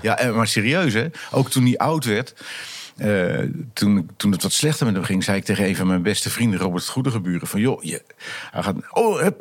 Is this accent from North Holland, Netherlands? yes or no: no; Vlissingen, Zeeland, Netherlands; moved away as an adult; Ik ben getogen in Vlissingen ook. Hè, en geboren ook.